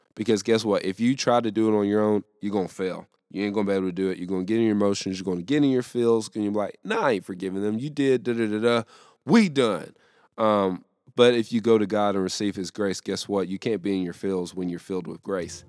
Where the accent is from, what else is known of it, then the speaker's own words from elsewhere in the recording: the South, United States; here in the South